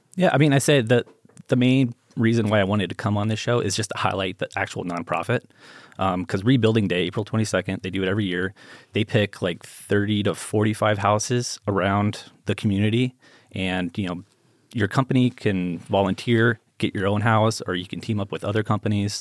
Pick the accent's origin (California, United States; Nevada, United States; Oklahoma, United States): Nevada, United States; Las Vegas; I grew up here in Vegas